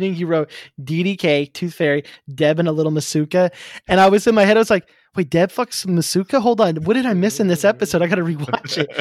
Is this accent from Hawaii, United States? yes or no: no; Oklahoma, United States; moved away; I'm originally from Oklahoma.